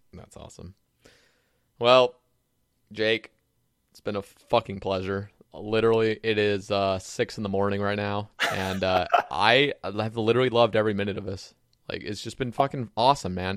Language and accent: English; Oregon, United States; now in the South, United States; I grew up in Oregon